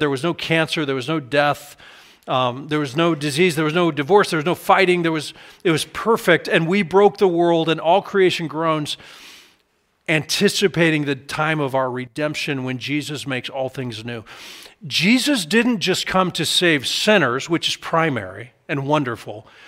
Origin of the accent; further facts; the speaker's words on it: United States; I'm an American